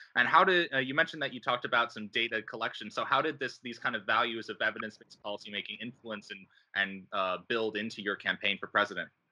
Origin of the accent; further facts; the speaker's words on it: Rochester, New York, United States; now in Pittsburgh, United States; I grew up in Rochester, New York, and now I live in Pittsburgh, Pennsylvania